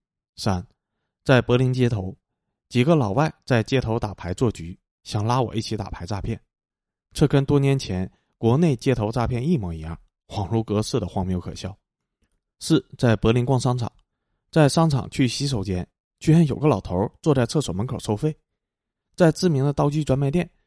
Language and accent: Chinese; Chengdu, Sichuan, China; 我出生和成长在天府之国的成都，父母是北方人，到四川建三线国防工程的